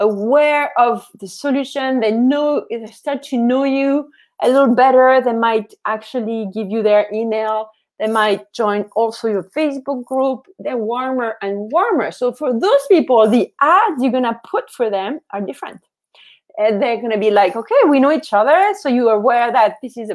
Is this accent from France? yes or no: yes; France; I'm from France